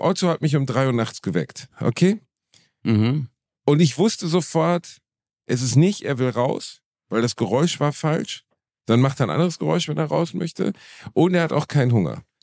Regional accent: Germany; Meine Eltern haben durch Zufall in Deutschland gebumst

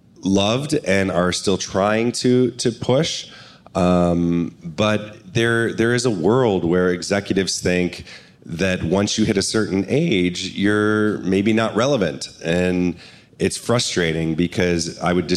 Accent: Ohio, United States; moved away; We're from Ohio, but I had brought her out here like 12 years ago

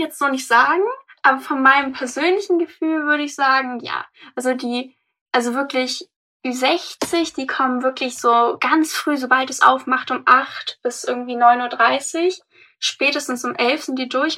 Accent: Hamburg, Germany; ich bin 18 und ich komme aus Harburg

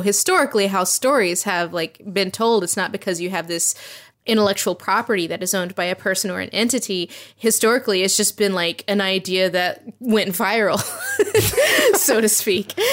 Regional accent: Tennessee, United States; I'm from Tennessee

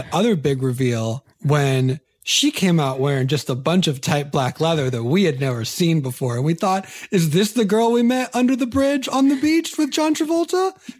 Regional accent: California, United States; Okay. You and I are both California kids.

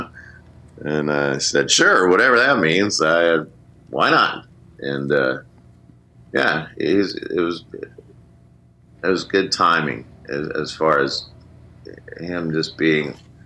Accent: Minneapolis, Minnesota, United States; we were growing up in Minneapolis

